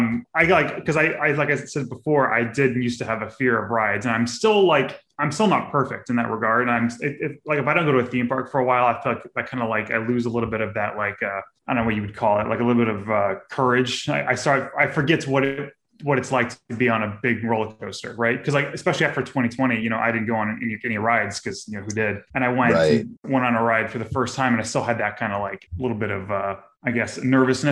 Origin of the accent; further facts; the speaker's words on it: Florida, United States; also born or lived in Houston, Texas; I grew up here in Florida